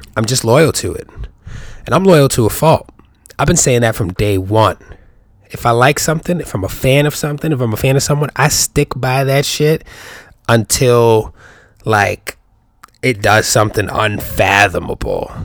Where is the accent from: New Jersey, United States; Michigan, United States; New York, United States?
New York, United States; I'm a New Yorker.